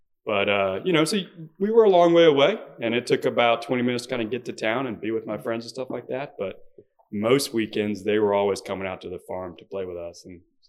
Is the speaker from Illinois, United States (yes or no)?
no; Beaufort, South Carolina, United States; there's an island on the way to Fripp called St. Helen Island, and that's where that's where we grew up.